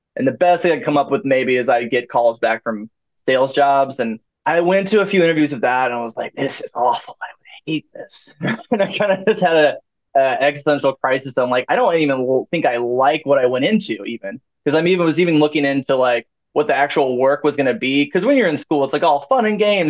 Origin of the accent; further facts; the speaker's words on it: St. Louis, Missouri, United States; moved away as an adult; also born or lived in Ohio; now in Maryville, United States; I was like from St. Louis